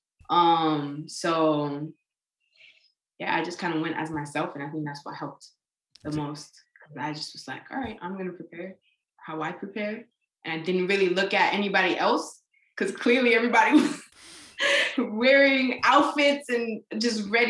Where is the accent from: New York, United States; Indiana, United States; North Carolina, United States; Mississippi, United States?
New York, United States; I'm from New York